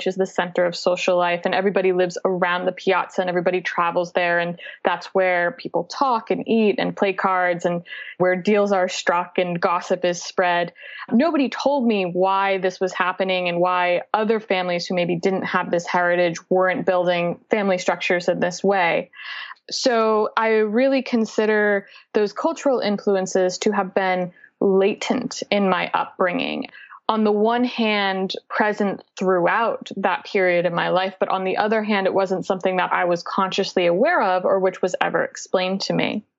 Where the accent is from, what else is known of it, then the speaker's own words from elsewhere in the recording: Massachusetts, United States; now in Brooklyn, United States; I live in Brooklyn, but I grew up in Massachusetts, and I grew up with the Italian-American heritage on both sides of the family. So my father's people are from Abruzzo, and my mother's people are from Campania